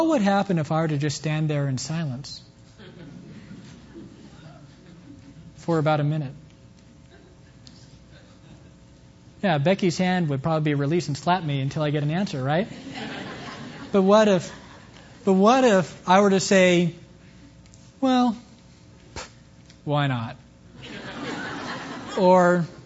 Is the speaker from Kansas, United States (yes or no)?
yes; Kansas, United States; moved away; coming back to my hometown in Kansas